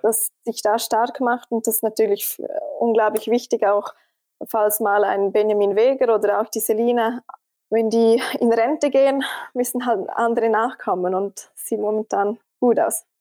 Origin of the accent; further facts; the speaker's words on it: Switzerland; als Schweizerin